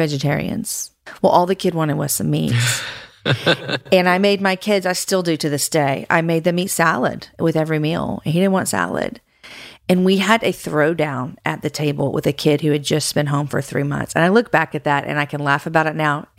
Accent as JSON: {"language": "English", "region": "the South", "country": "United States", "said": "I'm from the South. So you need to say yes, ma'am and no, ma'am"}